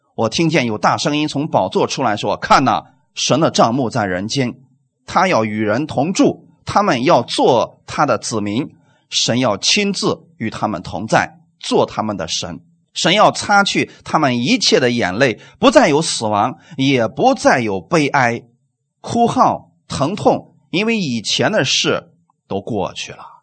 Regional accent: China

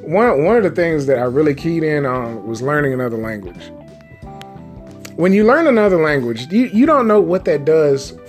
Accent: United States; being an American

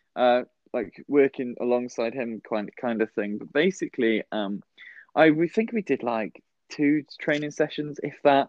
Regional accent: West Wales, United Kingdom; moved away; I'm from a really, really tiny town um, mm. over in West Wales.

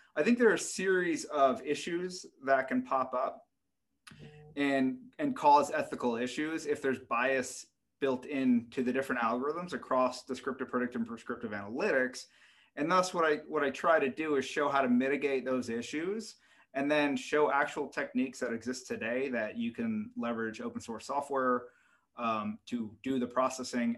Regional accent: United States; being an American

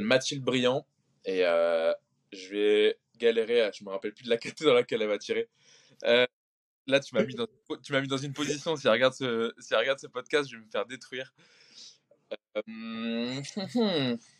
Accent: Concarneau, Brittany, France; moved away as an adult; also born or lived in Marseille; je suis breton. Et euh, je suis breton, donc je suis de Concarneau dans le Finistère

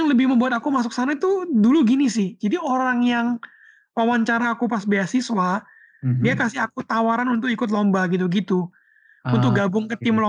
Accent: Surabaya, East Java, Indonesia; moved away as an adult; dulu kan aku tuh kan aslinya uh, dari Surabaya.

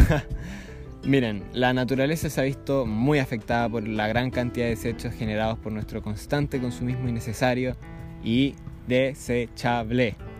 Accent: Chile; como sociedad chilena

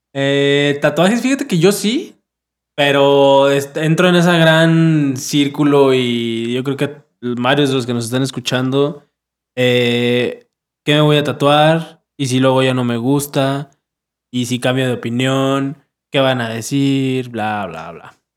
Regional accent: Mexico; como mexicano

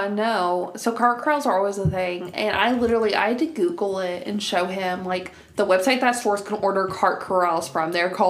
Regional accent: Cincinnati, Ohio, United States; it's more north than where I grew up in Cincinnati.

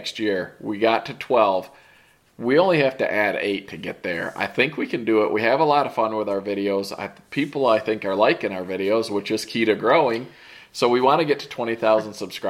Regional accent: Michigan, United States; we grew up in Michigan

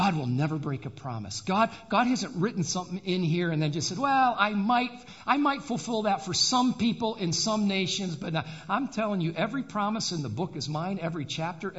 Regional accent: Adrian, Michigan, United States; I was born and raised in Adrian, Michigan

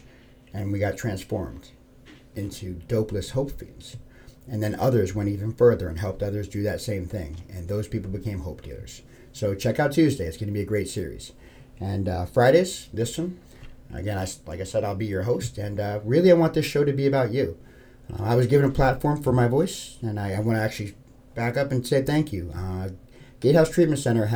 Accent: New York City, New York, United States; moved away as an adult; also born or lived in Philadelphia, Pennsylvania; now in Florida, United States; 43rd and 10th was the block I grew up on. It's like a stone's throw from Times Square.

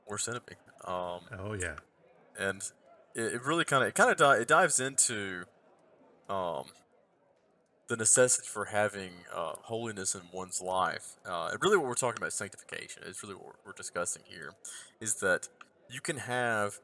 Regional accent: the South, United States; I'm Southerner

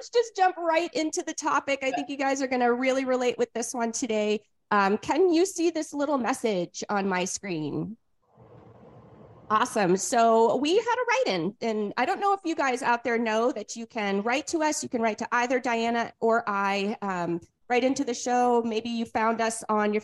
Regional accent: New England, United States; moved away; I'm come from New England

